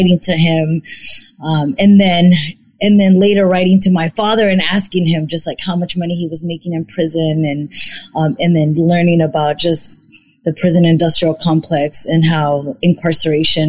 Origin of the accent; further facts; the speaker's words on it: San Francisco, California, United States; I'm from San Francisco, California. I grew up in the Mission District